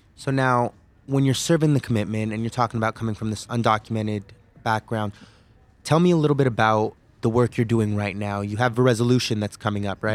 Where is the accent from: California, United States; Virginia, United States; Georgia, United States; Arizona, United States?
California, United States; I hail from California, where I went to law school at the University of California, Davis.